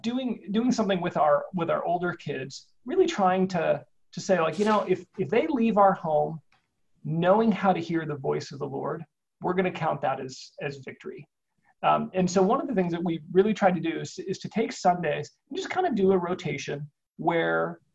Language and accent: English; Omaha, Nebraska, United States; I grew up in Omaha